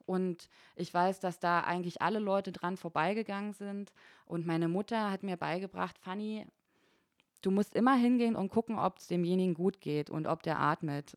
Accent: Frankfurt and Berlin, Brandenburg, Germany; moved away as an adult; now in Konstanz, Germany; ich komme aus Ostdeutschland, ich bin zwischen Frankfurt oder und Berlin aufgewachsen in beiden Städten

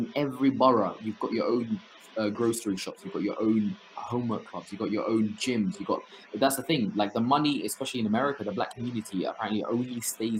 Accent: Somalia; Yeah, that's literally like me growing up in Somalia.

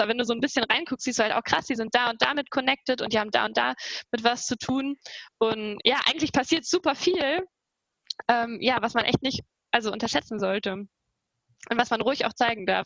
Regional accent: Trier, Rhineland-Palatinate, Germany; moved away as an adult; now in Saarbrücken, Germany; ich komme aus Trier

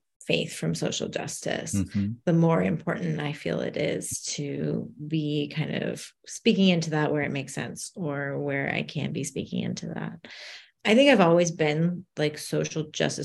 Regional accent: United States; I was born and raised in the States

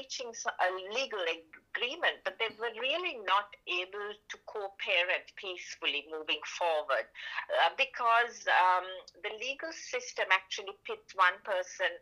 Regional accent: Sri Lanka; moved away as an adult; now in Melbourne, Australia; I'm from Sri Lanka

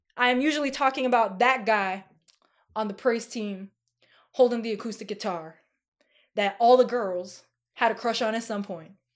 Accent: New York, United States; I'm from New York

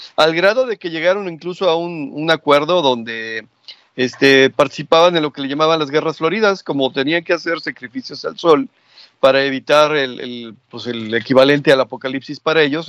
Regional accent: Mexico; somos mexicanos todos

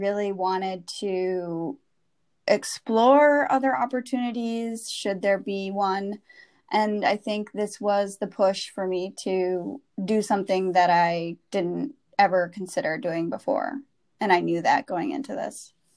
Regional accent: Wisconsin, United States; moved away as an adult; also born or lived in San Francisco / New York; I grew up in the Midwest. Um, I'm from Wisconsin originally, and have lived in San Francisco and New York

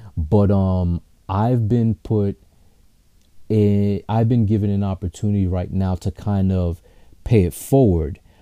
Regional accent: New York City, New York, United States; I'm from Queens

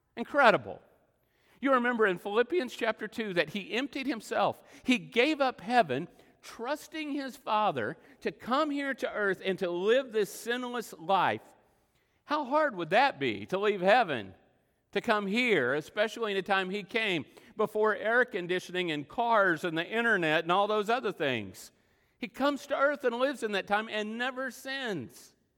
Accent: Texas Panhandle, United States; moved away; also born or lived in Oklahoma; all my life growing up in the Texas Panhandle

